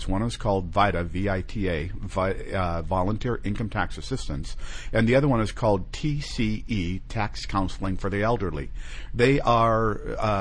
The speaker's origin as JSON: {"language": "English", "region": "Minnesota", "country": "United States", "tie": "born or raised there", "also_born_or_lived": "San Diego, California", "moved": "yes", "lives_now": "California, United States", "said": "I was born in San Diego, mm-hmm. but I was raised in Minnesota"}